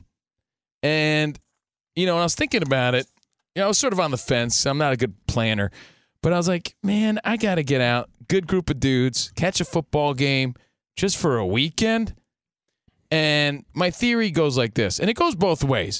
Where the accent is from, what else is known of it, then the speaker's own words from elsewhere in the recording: Union, New Jersey, United States; now in Los Angeles, United States; I'm from Jersey, man. We don't pump our gas in Jersey. We pump our fists. But I'm out here in Los Angeles.